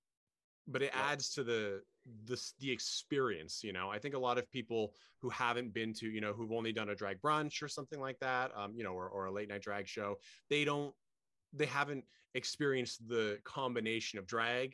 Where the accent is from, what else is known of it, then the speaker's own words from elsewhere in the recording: Portland, United States; I was born in Portland.